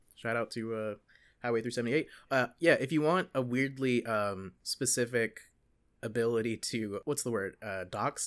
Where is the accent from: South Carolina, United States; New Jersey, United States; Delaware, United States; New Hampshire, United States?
South Carolina, United States; Gilbert; moved away as an adult; also born or lived in Lexington, South Carolina / Columbia, South Carolina; now in Davis, United States; I am from a technically from Gilbert, a town where we got our first Walmart in I think like 2011